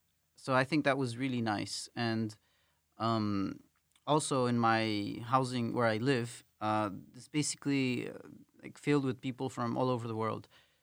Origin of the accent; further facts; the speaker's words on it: Quito, Pichincha, Ecuador; Like I come from Latin America, and there usually we have a culture where people, the foreigners, there are so few of them. Well, I mean there are a lot. Ecuador, especially Quito, is a very diverse city